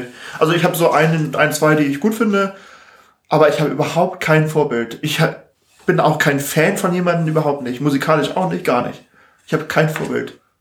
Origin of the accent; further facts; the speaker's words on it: Hamburg, Germany; Ich bin ja in Harburg aufgewachsen.